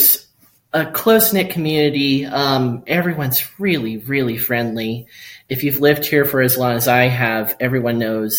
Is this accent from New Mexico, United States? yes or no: yes; Cloudcroft, New Mexico, United States; I grew up here in Cloudcroft.